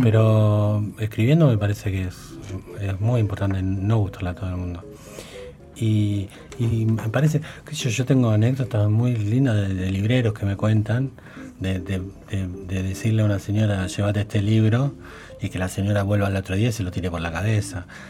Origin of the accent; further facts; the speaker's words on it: Baradero, Buenos Aires Province, Argentina; moved away; era mi pueblo